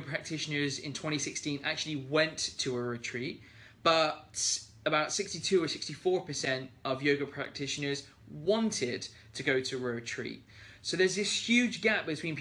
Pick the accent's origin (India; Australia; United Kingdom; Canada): United Kingdom; being British